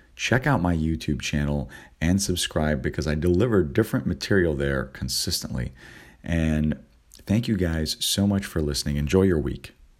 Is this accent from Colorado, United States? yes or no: no; California, United States; moved away; also born or lived in East Coast; on the East Coast, and I'm originally from California